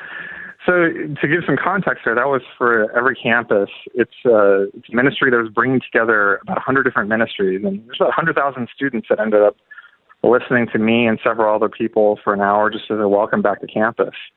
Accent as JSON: {"language": "English", "region": "California", "country": "United States", "moved": "as an adult", "lives_now": "St. Louis, United States", "said": "I was from California originally. I came here about 10 years ago."}